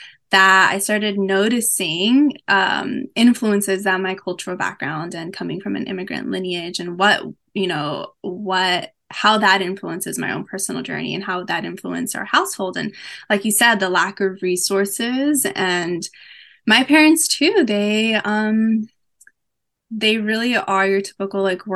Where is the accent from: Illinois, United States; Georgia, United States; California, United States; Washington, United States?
California, United States; Los Angeles; born and raised